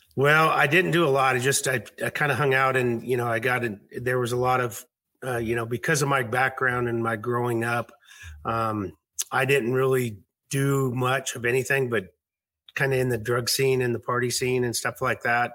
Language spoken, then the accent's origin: English; suburb of Seattle, Washington, United States; also born or lived in Fort Smith, Arkansas; I grew up up here in this uh, just a suburb of Seattle